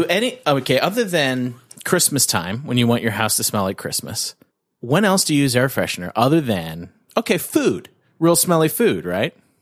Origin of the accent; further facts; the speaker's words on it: Canada; I'm Canadian